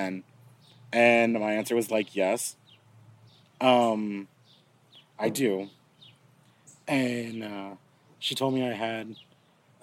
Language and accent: English; Wharton, Texas, United States; also born or lived in Bastrop, Texas; I grew up in a small town. It's near a small town. Population of 10,000 people. And it's called Wharton, Texas.